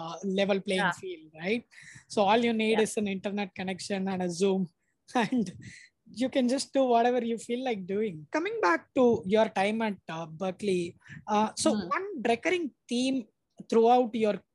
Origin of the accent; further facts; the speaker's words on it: Srirangam, Tamil Nadu, India; I grew up in this small town called Srirangam